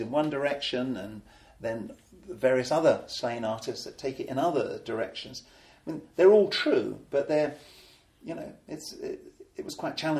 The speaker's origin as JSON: {"language": "English", "town": "Colchester", "region": "East of England", "country": "United Kingdom", "tie": "born or raised there", "also_born_or_lived": "Ipswich", "said": "in my hometown, right, Colchester, Britain's oldest town"}